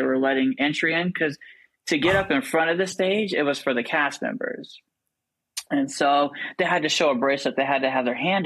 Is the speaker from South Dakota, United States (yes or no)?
no; Washington, United States; moved away as an adult; now in Celebration, United States; I'm from Washington State